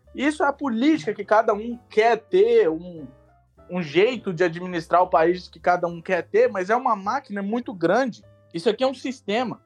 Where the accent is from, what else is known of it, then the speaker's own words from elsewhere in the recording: Brazil; moved away as an adult; now in United States; sou do Brasil